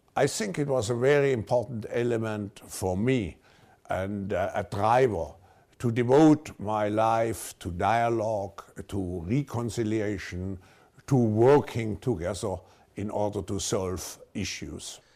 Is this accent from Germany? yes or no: yes; Baden-Württemberg, Germany; I grew up in a, a middle-sized town just, uh, north of Switzerland in Germany.